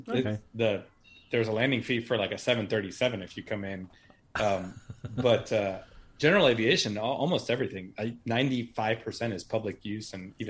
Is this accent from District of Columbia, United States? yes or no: yes; Washington, District of Columbia, United States; accent: Texas; also born or lived in Puerto Rico; I'm from Washington, like I'm a Puerto Rican from Washington, D.C., but with a Texas accent